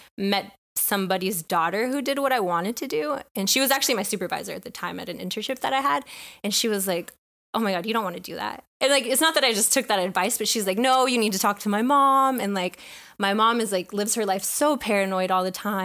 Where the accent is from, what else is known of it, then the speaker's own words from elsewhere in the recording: Bay Area, California, United States; moved away as an adult; also born or lived in Long Beach, California; now in Texas, United States; I grew up in the Bay Area.